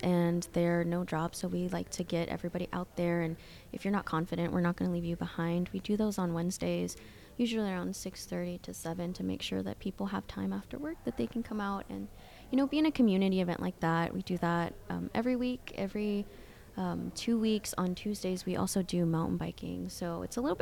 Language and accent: English; Springdale, Arkansas, United States; also born or lived in Washington State / El Salvador / Guatemala; I grew up in Springdale, but I also grew up in Washington State, back and forth.